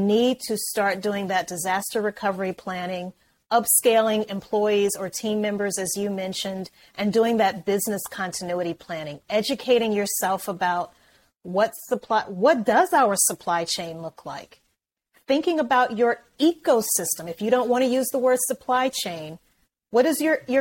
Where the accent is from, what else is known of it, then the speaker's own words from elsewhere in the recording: Louisiana, United States; moved away; I'm from Louisiana originally